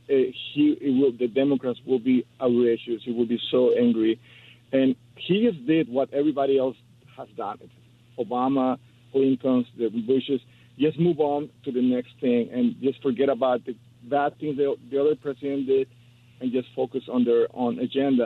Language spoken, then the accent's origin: English; Mexico; moved away as an adult; now in United States; I'm also an immigrant. I'm from Mexico